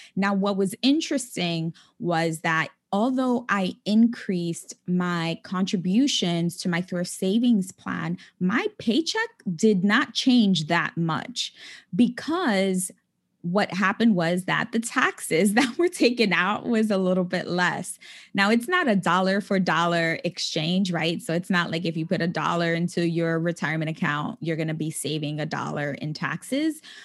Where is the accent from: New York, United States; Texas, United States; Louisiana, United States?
New York, United States; New York City; moved away as an adult; also born or lived in California; now in New York City, United States; I was born and raised in the Bronx